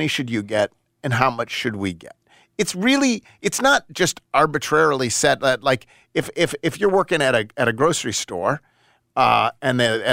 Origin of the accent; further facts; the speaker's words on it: Buffalo, New York, United States; moved away; I'm from Buffalo